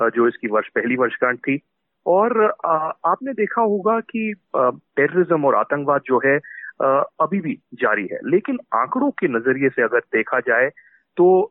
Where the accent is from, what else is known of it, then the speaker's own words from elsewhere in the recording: Jammu and Kashmir, India; खुद एक कश्मीरी हूँ मूलतः कश्मीर से हूँ